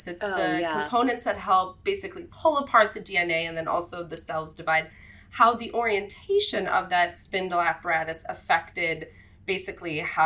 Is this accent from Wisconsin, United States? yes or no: yes; Wisconsin, United States; I grew up in Wisconsin